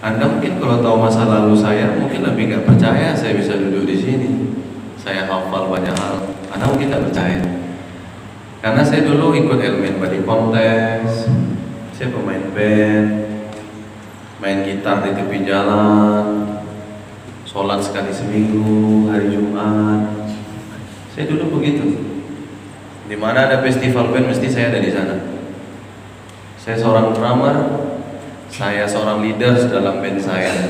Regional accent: Riau, Indonesia; Makanya hari pertama saya ceramah di kampung saya Riau

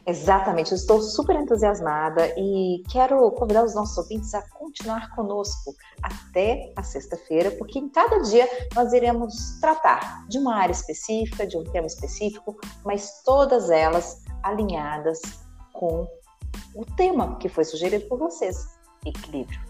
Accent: Lavras, Minas Gerais, Brazil; Eu sou natural de Lavras, sul de Minas.

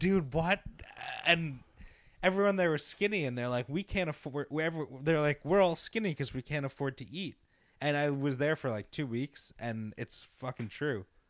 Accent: Long Island, New York, United States; We grew up in Long Island

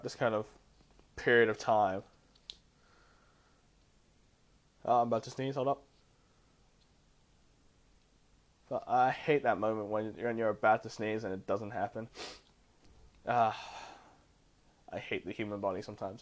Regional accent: Australia; I'm an Asian who was born in Australia, and like I've had my difficulties growing up in Australia

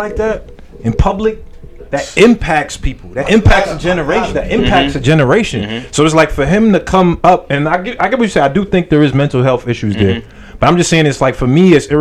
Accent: New York City, New York, United States; also born or lived in Flushing, Queens / Jamaica, Queens; I grew up in Queens. I grew up in like Flushing area, and I moved over to Jamaica.

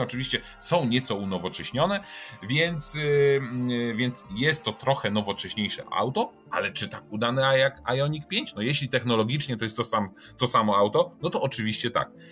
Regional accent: Poznań, Greater Poland, Poland; włączyła mi się moja poznańska dusza

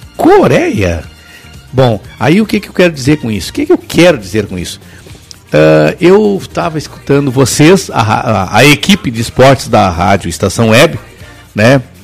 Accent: São Gabriel, Rio Grande do Sul, Brazil; also born or lived in São Sepé; Até os 18 anos eu morava no interior. Mas aí eu vou pular um pouquinho lá na minha cidade, chamada São Gabriel

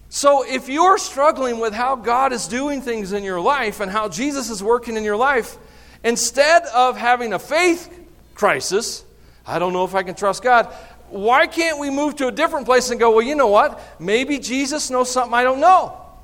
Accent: the South, United States; I'm from the South.

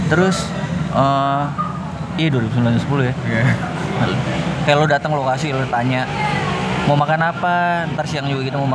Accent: Palembang, South Sumatra, Indonesia; sampai nelfon orang kampung kampung gue Palembang ya

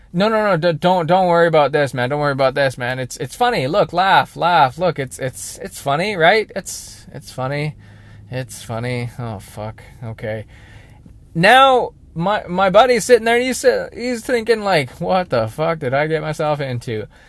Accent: British Columbia, Canada; I'm a British Columbia boy

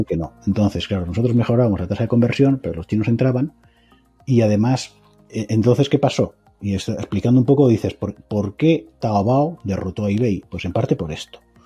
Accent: Mallorca, Balearic Islands, Spain; moved away; also born or lived in Galicia / Extremadura / China; Mi familia procede de Extremadura. Yo nací en Mallorca.

